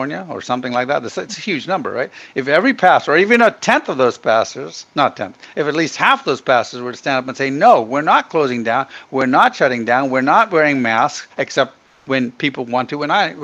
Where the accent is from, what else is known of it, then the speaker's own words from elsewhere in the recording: Ghana; also born or lived in Middle East / India (ancestry); now in United States; I was born in Ghana and grew up in Africa